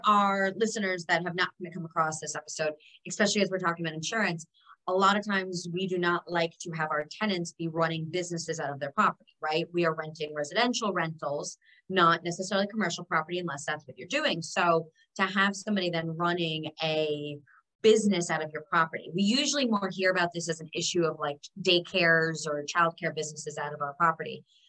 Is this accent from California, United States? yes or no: no; New York City, New York, United States; as a New Yorker or anybody that's ever visited New York City